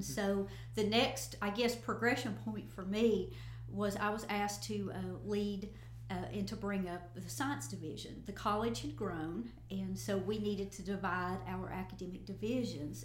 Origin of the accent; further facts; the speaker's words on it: Northeast Tennessee, United States; moved away as an adult; now in West Tennessee, United States; I was born and raised in Northeast Tennessee